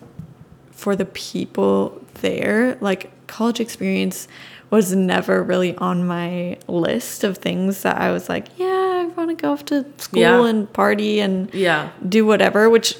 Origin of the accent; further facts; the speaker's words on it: Washington, United States; now in Texas, United States; I grew up in Washington and I came to Texas